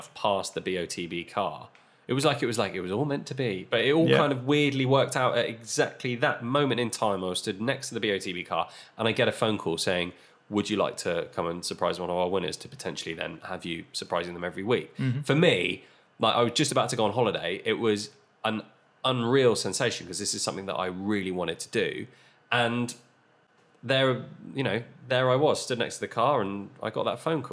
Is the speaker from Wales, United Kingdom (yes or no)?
no; Isle of Wight, South East England, United Kingdom; moved away as an adult; also born or lived in Portsmouth; I grew up on the Isle of Wight